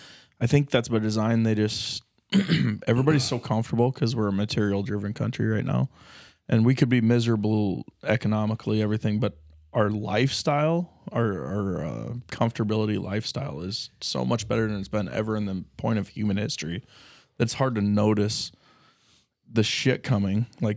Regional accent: Battle Creek, Michigan, United States; now in Norfolk, United States; I feel in Norfolk, but I'm from Battle Creek, but a small town.

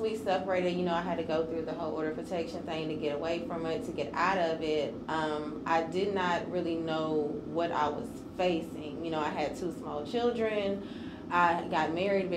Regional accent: Lebanon, Tennessee, United States; I'm from Lebanon, Tennessee.

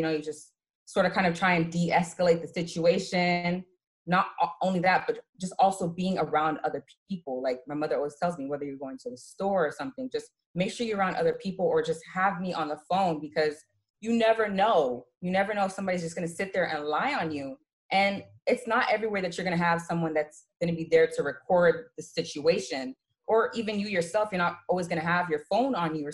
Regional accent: Georgia, United States; born or raised there; now in New York, United States

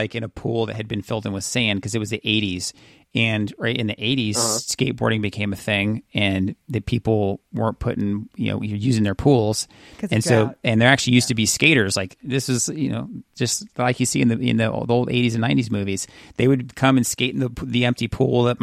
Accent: California, United States; I grew up in California

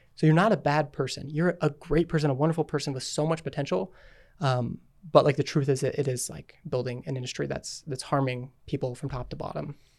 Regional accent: Utah, United States; I'm from Utah. We lived here our whole life

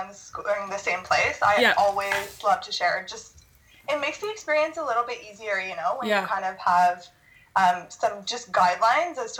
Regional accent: Ottawa, Ontario, Canada; because I live in, or I'm from Ottawa, so I'd never seen something like that before.

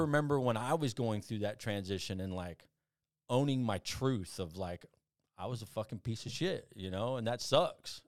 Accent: South Texas, United States; also born or lived in Phoenix, Arizona; I was born in Phoenix, um, but I left there when I was, like, three years old and went to South Texas

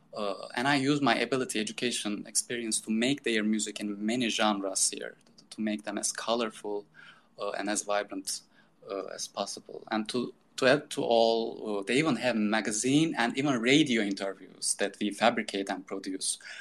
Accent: Turkey; also born or lived in Istanbul, Turkey / Boston, United States; I decided to move back to my hometown

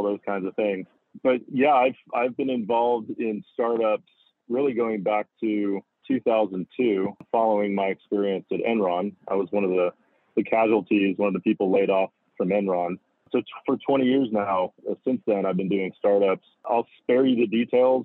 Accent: Houston, Texas, United States; moved away as an adult; also born or lived in Los Angeles, California; growing up in Houston along the Gulf Coast

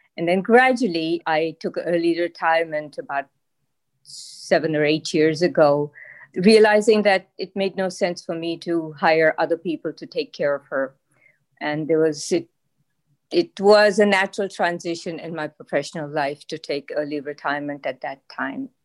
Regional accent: Pakistan; moved away as an adult; now in Massachusetts, United States; I am from Pakistan, and I arrived to the U S in, uh, early s, nineteen seventy-seven

